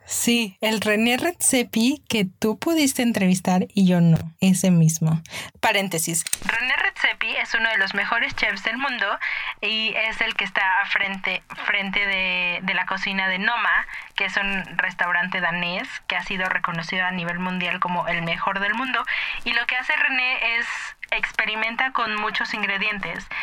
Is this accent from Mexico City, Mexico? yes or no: yes; Mexico City, Mexico; soy una verdadera chilanga.